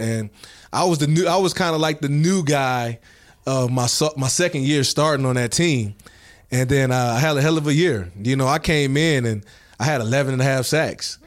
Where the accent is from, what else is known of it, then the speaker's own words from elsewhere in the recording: Saginaw, Michigan, United States; growing up in Saginaw and, you know, watching Michigan play